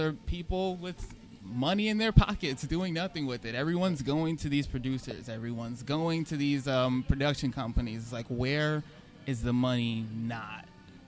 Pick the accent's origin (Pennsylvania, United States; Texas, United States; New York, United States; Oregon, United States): New York, United States; New York City; also born or lived in Kew Gardens Hills, Queens; I come from Richmond Hill and Flushing. That's where I was born and raised. I'm over in Kew Garden Hills now